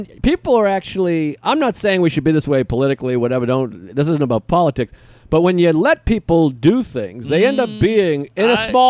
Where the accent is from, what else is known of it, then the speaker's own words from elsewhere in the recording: United States; I'm American.